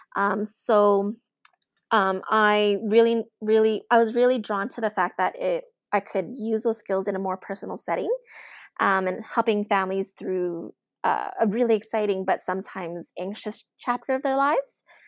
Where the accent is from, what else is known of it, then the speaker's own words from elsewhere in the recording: Edmonton, Alberta, Canada; I was born and raised in Edmonton, in Alberta, Canada.